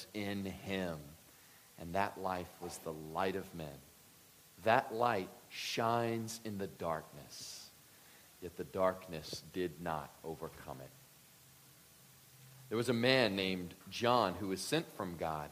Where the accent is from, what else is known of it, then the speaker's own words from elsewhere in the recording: Deep South, United States; grew up in the Deep South